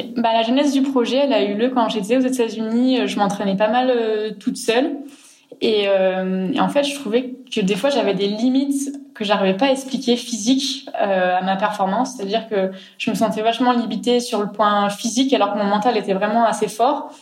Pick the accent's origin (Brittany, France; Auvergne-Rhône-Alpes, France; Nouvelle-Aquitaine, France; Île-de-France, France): Auvergne-Rhône-Alpes, France; Grenoble; chez nous à Grenoble